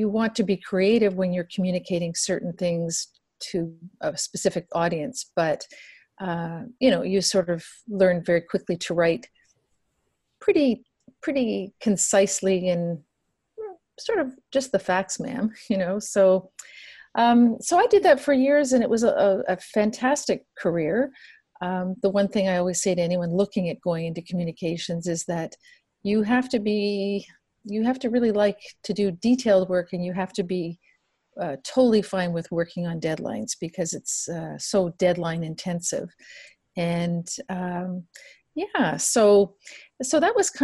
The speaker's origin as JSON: {"language": "English", "town": "Toronto", "region": "Ontario", "country": "Canada", "tie": "born or raised there", "said": "I come originally from Ontario. I was born and raised in Toronto, actually just a little bit west of Toronto"}